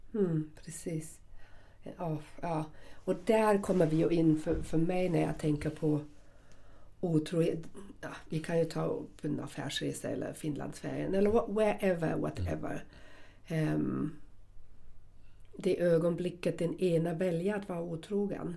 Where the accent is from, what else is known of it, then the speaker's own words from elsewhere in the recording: Southern Germany, Germany; moved away; jag kommer från Tyskland och södra Tyskland